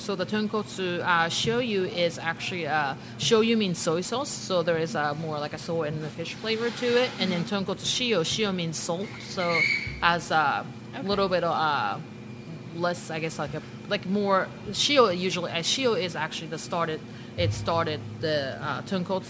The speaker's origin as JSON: {"language": "English", "region": "Okinawa", "country": "Japan", "tie": "born or raised there", "moved": "yes", "lives_now": "Oklahoma City, United States", "said": "imported from Japan, my hometown, Okinawa."}